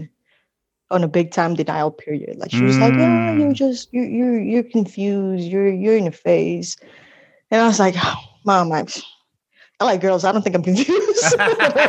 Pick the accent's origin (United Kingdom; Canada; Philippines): Philippines; also born or lived in California; I'm losing that culture as a Filipino kid.